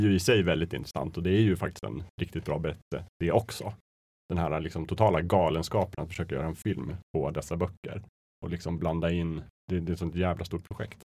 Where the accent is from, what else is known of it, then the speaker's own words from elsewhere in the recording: Östersund, Jämtland, Sweden; moved away; jag var hemma i Östersund